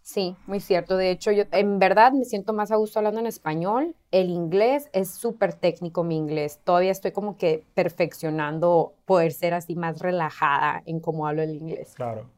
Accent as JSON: {"language": "Spanish", "country": "Mexico", "moved": "yes", "lives_now": "California, United States", "said": "soy mexicana"}